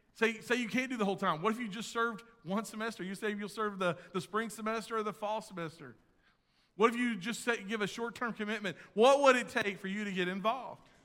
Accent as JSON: {"language": "English", "region": "Texas", "country": "United States", "said": "I'm from Texas"}